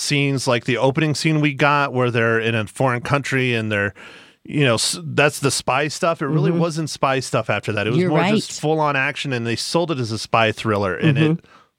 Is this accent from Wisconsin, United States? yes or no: no; Prescott, Arizona, United States; I'm from Prescott.